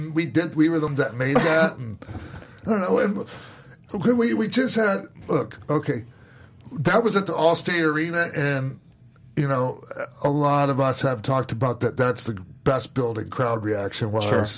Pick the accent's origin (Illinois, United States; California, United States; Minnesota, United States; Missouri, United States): Minnesota, United States; Minneapolis; my hometown. In Minneapolis